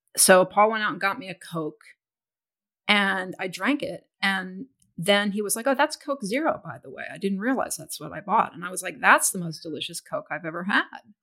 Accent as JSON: {"language": "English", "town": "Houston", "region": "Texas", "country": "United States", "tie": "born or raised there", "said": "I grew up in Houston, which is a very muggy and humid place"}